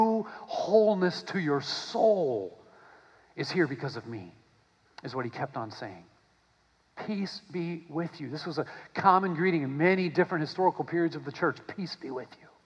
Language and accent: English; United States; I'm an American